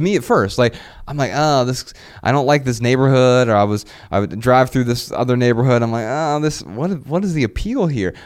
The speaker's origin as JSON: {"language": "English", "town": "Dayton", "region": "Ohio", "country": "United States", "moved": "as an adult", "said": "I am from Dayton, Ohio."}